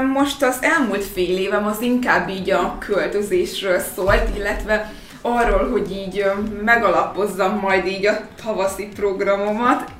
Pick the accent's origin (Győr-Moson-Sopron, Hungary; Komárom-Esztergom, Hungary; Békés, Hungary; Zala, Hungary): Békés, Hungary; Békéscsaba; moved away as an adult; also born or lived in Gyula / Szeged; now in Budapest, Hungary; én Gyulán születtem egyébként, de Békés Csaván éltem 18 éves koromig